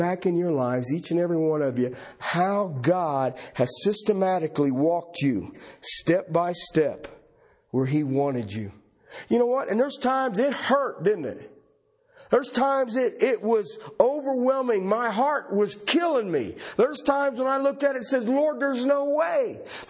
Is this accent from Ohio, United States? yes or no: yes; southern Ohio, United States; moved away; I grew up back in the Midwest, southern Ohio